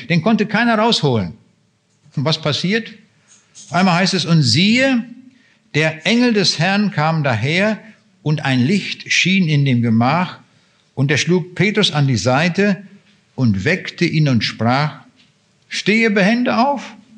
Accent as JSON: {"language": "German", "country": "Germany", "said": "für uns Deutsche"}